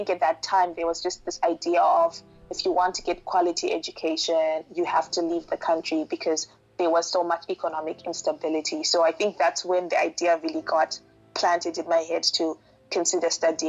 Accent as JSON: {"language": "English", "region": "Harare", "country": "Zimbabwe", "tie": "born or raised there", "moved": "as an adult", "lives_now": "United States", "said": "I'm from Harare, Zimbabwe. That's where I grew up."}